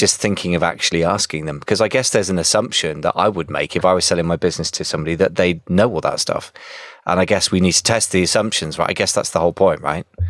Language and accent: English; United Kingdom; I'm being very British